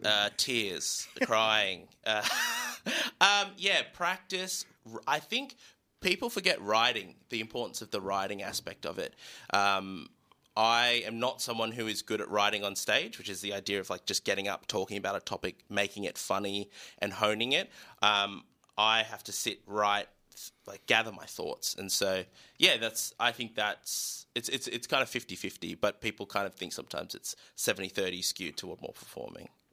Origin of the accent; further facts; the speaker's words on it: Newcastle, New South Wales, Australia; I grew up in Newcastle.